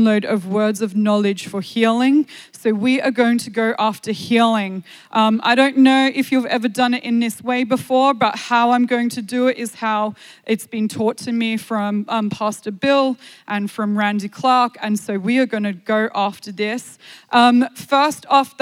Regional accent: Australia; I am from Australia

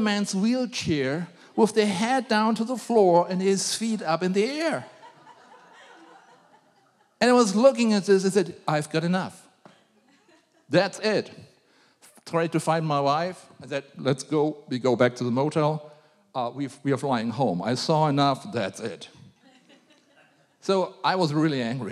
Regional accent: Germany; I was a grumpy German.

